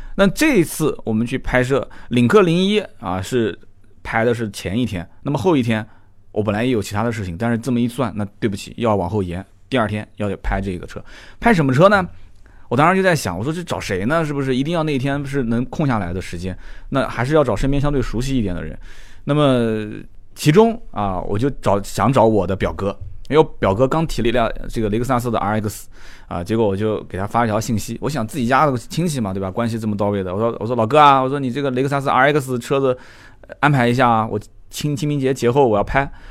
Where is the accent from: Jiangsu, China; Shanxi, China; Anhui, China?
Jiangsu, China; Nanjing; 我们南京人讲混得挺妖的